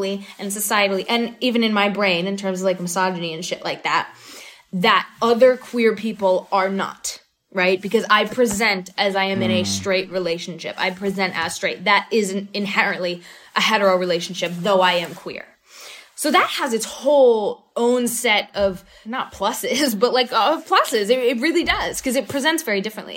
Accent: North Carolina, United States; I grew up in North Carolina

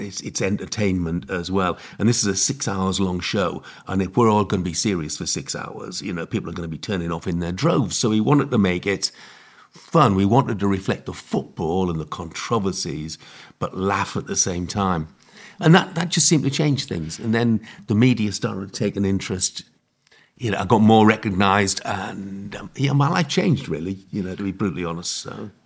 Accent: Hartlepool, North East England, United Kingdom; it's my hometown, and I'm old enough

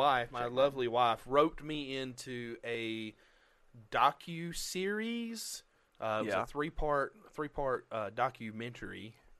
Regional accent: Alabama, United States; And I said, Alabama. And he said, born and raised? I said, born, raised, and still living there. And he said, you don't sound like you're from Alabama.

